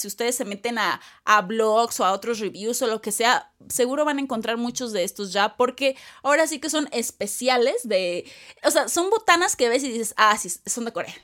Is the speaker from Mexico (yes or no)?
yes; Mexico